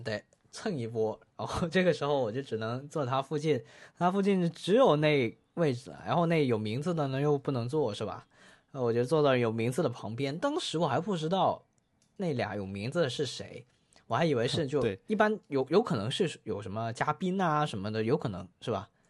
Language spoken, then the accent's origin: Chinese; Guangdong, China; 我们广东人打边炉